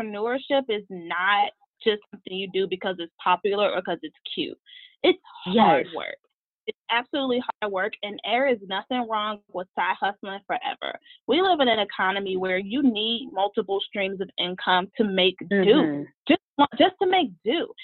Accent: Chicago, Illinois, United States; moved away as an adult; now in Pittsburgh, United States; I'm originally from Chicago

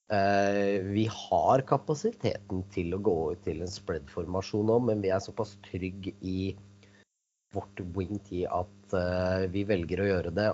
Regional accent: Kolbotn, Akershus, Norway; moved away as an adult; now in Moss, Norway; jeg er født og oppvokst på Kolbotn

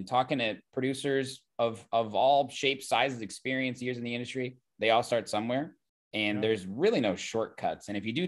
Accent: Oakland, California, United States; I'm from Oakland. Music. This ain't San Fran, baby.

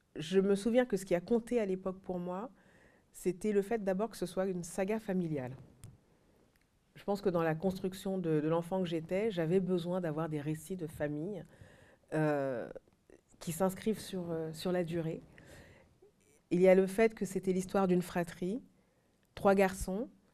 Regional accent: France; also born or lived in Mali; j'ai grandi en France

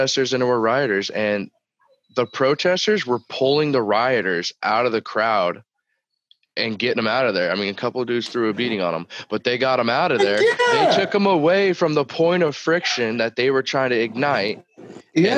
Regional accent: United States; I'm an American

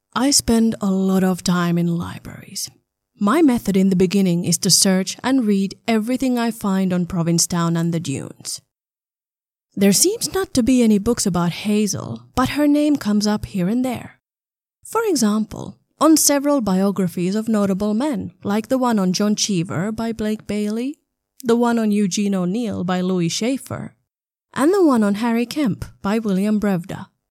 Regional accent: Southern Finland, Finland; moved away; also born or lived in Berlin; I grew up in a small town in southern Finland

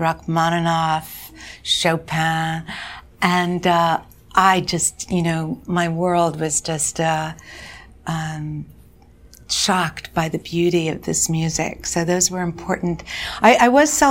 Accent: Quincy, Massachusetts, United States; moved away; also born or lived in New York; I grew up just outside of Boston.

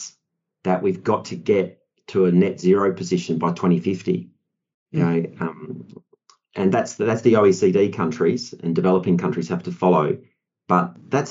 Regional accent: Perth, Western Australia, Australia; moved away as an adult; also born or lived in Singapore / Korea / Japan; now in London, United Kingdom; as you can hear from my accent, I'm from Australia, Perth, in fact.

